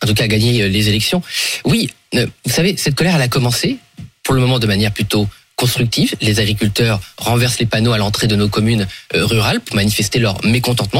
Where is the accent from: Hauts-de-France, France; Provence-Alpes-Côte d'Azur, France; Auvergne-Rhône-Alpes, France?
Hauts-de-France, France; Somme; je suis de la Somme, c'est une région agricole depuis euh, le Moyen Âge